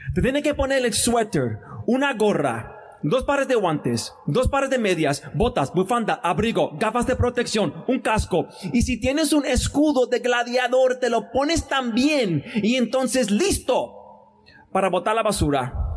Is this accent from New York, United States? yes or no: no; Chicago, Illinois, United States; no soy nacido y criado en Chicago